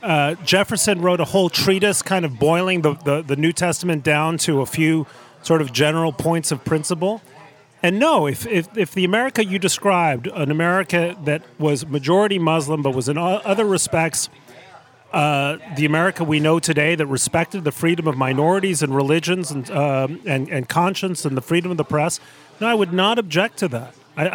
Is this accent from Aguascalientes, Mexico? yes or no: no; Mexico City, Mexico; I grew up in Mexico City, in a household that in the United States would be upper middle class. In Mexico, it was just upper class.